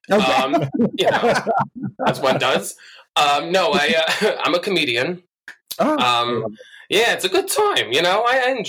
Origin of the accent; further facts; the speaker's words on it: Bethpage, New York, United States; Um, well, I'm from New York. Um, I grew up with my older brother, my little sister, and my mom, and I lived with my grandma um, in this little town called Bethpage.